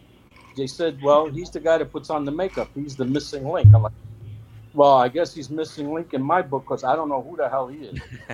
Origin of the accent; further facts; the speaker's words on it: New York City, New York, United States; Well, we're both from Queens